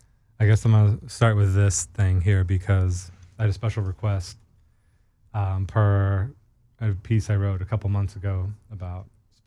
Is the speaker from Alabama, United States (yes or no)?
no; San Antonio, Texas, United States; moved away; Yes, I'm from Texas.